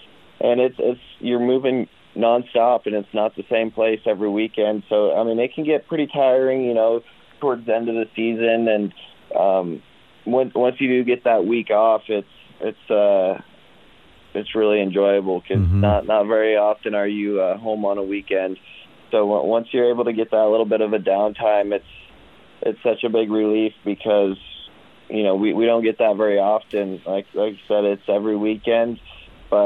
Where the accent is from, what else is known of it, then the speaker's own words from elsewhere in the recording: Gordon, Nebraska, United States; I'm from Gordon, Nebraska